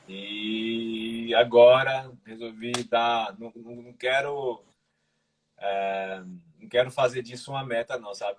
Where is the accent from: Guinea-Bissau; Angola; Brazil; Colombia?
Brazil; Recife, Pernambuco; moved away as an adult; also born or lived in Minas Gerais; now in Portugal; hoje eu moro aqui em Portugal, sou brasileiro, sou de Recife